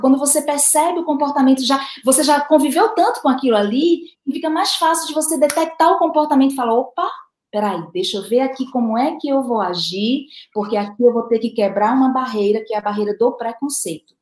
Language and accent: Portuguese; Recife, Pernambuco, Brazil; aqui na minha terra chama teimar